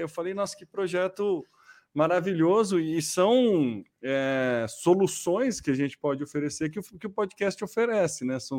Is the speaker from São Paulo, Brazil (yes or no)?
yes; São Carlos, São Paulo, Brazil; a gente é de São Carlos